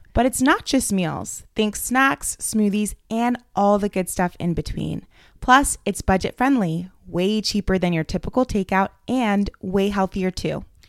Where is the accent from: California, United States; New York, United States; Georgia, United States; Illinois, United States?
Georgia, United States; Atlanta; moved away; Atlanta, my hometown